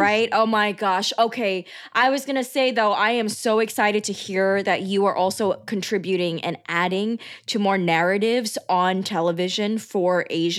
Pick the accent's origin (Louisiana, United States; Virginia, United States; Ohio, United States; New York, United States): New York, United States; my mom did not move the whole family to San Diego, because she didn't want to rock the boat for us growing up in New York.